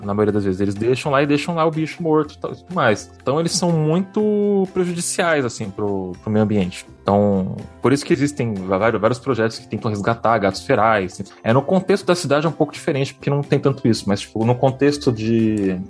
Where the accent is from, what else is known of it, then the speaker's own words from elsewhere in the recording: Peruíbe, São Paulo, Brazil; eu sou de São Paulo, né, eu nasci em São Paulo, daí eu, só que a maior acho, parte da minha infância eu morei em Peruíbe